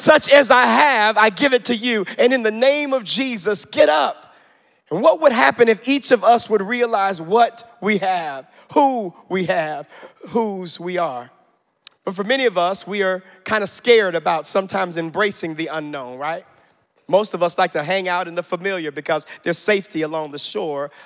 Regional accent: Chicago, Illinois, United States; I grew up in the Baptist church, you all, and as a black Baptist kid on the south side of Chicago

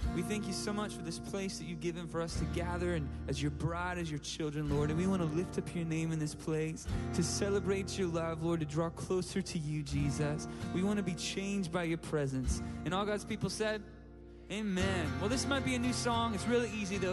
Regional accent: San Diego, California, United States; I'm from San Diego, California

